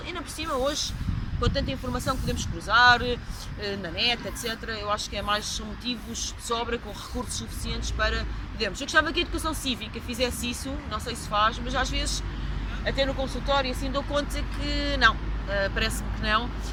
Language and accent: Portuguese; Coimbra, Centro, Portugal; also born or lived in Angola / Brazil / United States; eu sou de Coimbra